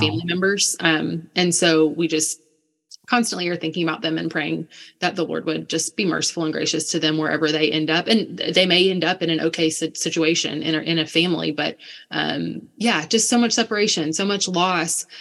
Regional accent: United States; moved away; also born or lived in Ukraine; I'm this American girl who says I used to live in Ukraine

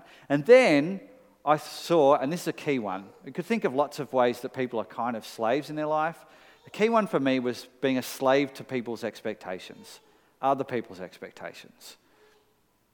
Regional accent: Melbourne, Victoria, Australia; for 14-year-old me, growing up in Melbourne

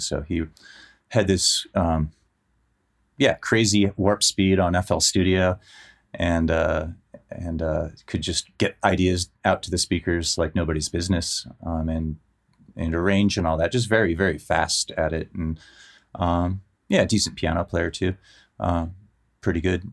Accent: Menlo Park, California, United States; moved away; also born or lived in San Francisco; I grew up in Menlo Park and I used to live in San Francisco

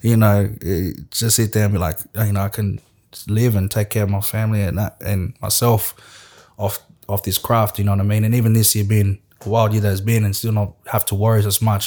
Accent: Australia; also born or lived in West Africa; I'm still an Australian

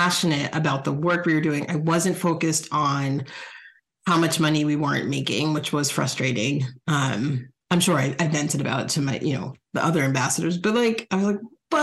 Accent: New Jersey, United States; now in Chicago, United States; I'm from New Jersey

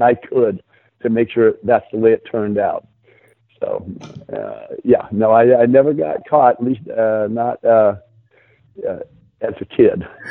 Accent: San Diego, California, United States; I grew up in San Diego

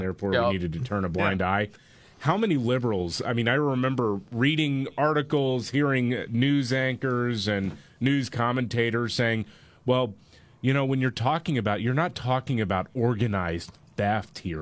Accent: Houston, Texas, United States; my hometown of Houston

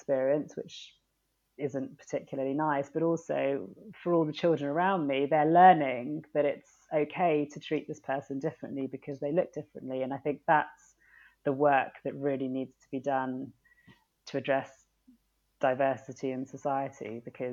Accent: United Kingdom; also born or lived in Sri Lanka; I am British

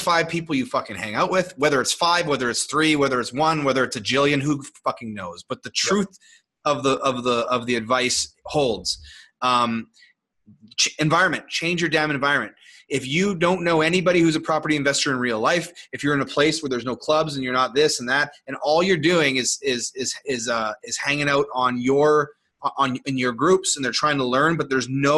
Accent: Canada; I'm from Canada

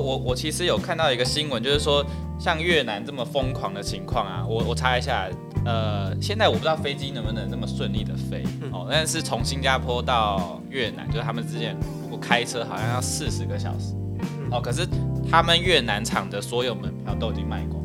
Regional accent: Taiwan; 我们台湾人

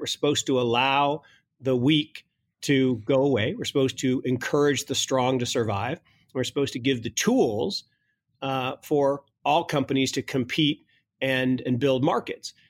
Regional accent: Kirkland, Washington, United States; also born or lived in Seattle; Kirkland, Washington, where I grew up

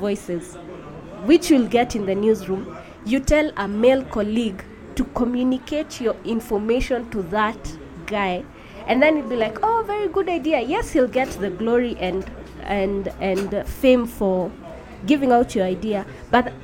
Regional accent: Nairobi, Kenya; I'm from Nairobi, Kenya

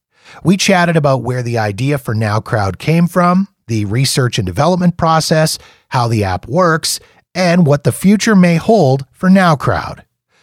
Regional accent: Canada; Even as a Canadian

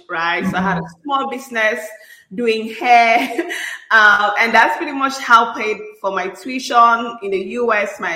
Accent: Cameroon; moved away as an adult; now in United States; I'm originally from Cameroon, out of Central Africa.

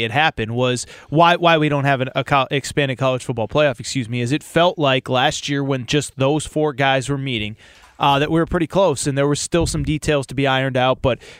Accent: Connecticut, United States; I grew up in Connecticut

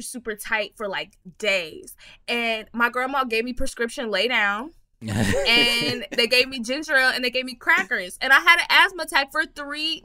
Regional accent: Texas, United States; I'm from Texas

